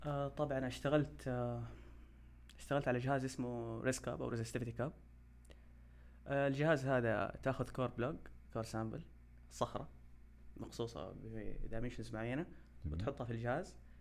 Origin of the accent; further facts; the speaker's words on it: Saudi Arabia; عندنا في السعوديه